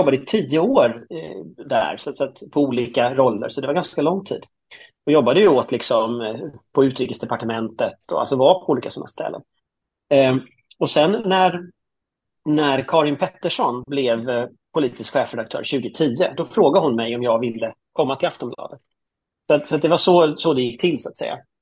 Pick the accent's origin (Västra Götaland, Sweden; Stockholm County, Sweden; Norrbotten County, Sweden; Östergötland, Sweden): Västra Götaland, Sweden; Gothenburg; Jag är ju från Göteborg då, eh, mm. uppväxt i, i, i Högsbo höjd som är ett sånt flerfamiljsområde